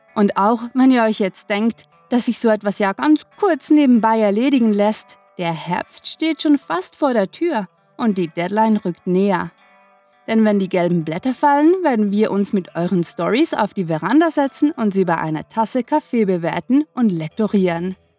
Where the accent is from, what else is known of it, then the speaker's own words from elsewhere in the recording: Switzerland; uns Schweizer